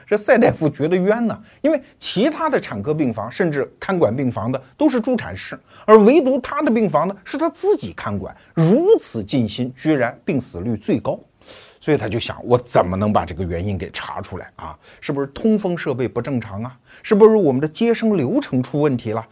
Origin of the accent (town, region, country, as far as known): China